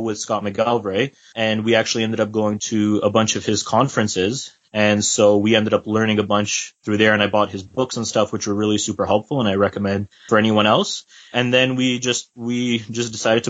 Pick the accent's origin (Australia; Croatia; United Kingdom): Croatia; I'm from Croatia, actually, from the Slavic part.